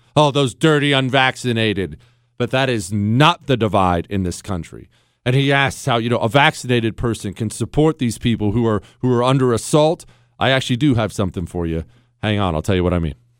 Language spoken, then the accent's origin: English; Montana, United States; I grew up in Montana